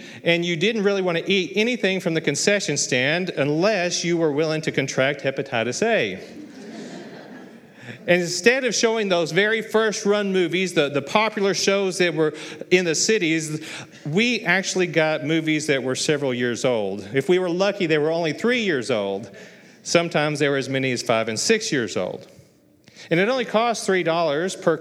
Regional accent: Muleshoe, Texas, United States; I was raised in Muleshoe.

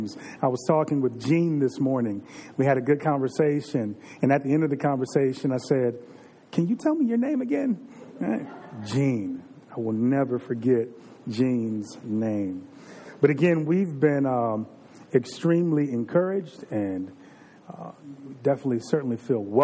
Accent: Virginia, United States; I'm from Virginia. You all know that. I can say the way that I grew up in the 80s and the 90s

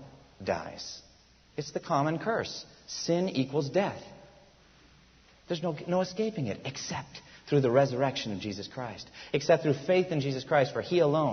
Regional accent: United States; first language English; also born or lived in Japan; I was born in America. I love my country

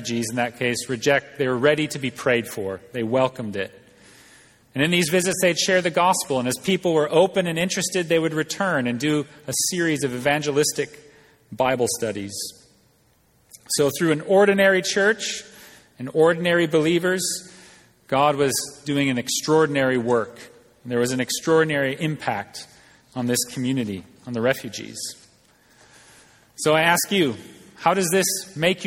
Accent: United States; moved away; as American, but coming from the outside

